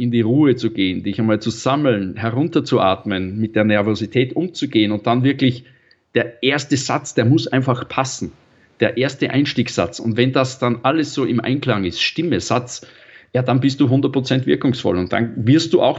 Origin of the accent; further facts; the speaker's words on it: Salzburg, Austria; ich bin ein waschechter Salzburger Stierwascher, lebe in der Stadt, bin Trainer, Moderator und Sprecher